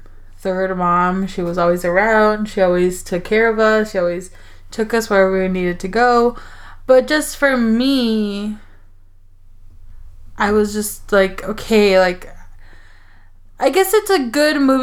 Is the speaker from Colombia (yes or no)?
no; Mexico; also born or lived in United States; I grew up in Mexico